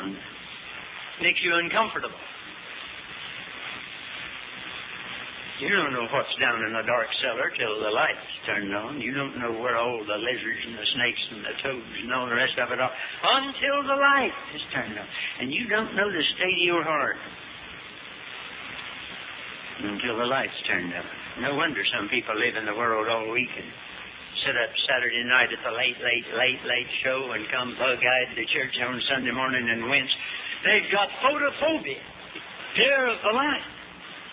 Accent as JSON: {"language": "English", "region": "Western North Carolina", "country": "United States", "tie": "born or raised there", "also_born_or_lived": "Hickory, North Carolina", "said": "I started out in Western North Carolina as a little boy"}